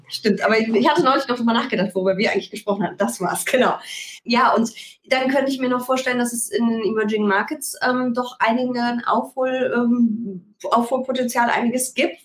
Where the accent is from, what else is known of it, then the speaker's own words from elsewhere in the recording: Rhineland, Germany; ich bin Rheinländerin